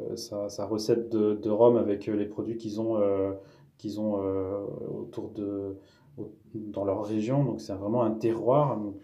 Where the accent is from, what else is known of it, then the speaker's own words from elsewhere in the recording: Madagascar; moved away as an adult; also born or lived in Bordeaux region, France; now in France; Je suis originaire de Madagascar, donc j'y suis né, j'y ai vécu 20 ans.